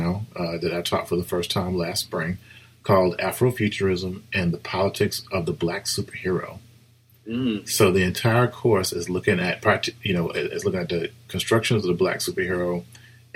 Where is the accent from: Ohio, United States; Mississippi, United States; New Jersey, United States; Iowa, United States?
Mississippi, United States; Flora; moved away as an adult; also born or lived in Brookhaven, Mississippi / Buffalo, New York / Urbana-Champaign, Illinois; now in Riverside, United States; I was raised in Florida, Mississippi.